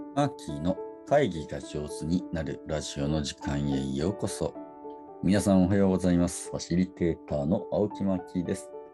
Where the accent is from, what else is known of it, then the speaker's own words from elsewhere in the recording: Japan; 私たちは日本人って集団の中で育っていって